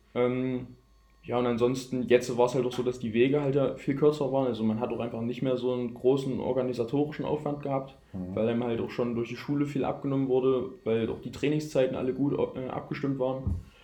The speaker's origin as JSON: {"language": "German", "area": "near Gera", "region": "Thuringia", "country": "Germany", "accent": "Saxon", "moved": "yes", "said": "Ich stamme ursprünglich aus Gera, aus der Nähe von Gera, aus einem kleinen Dorf"}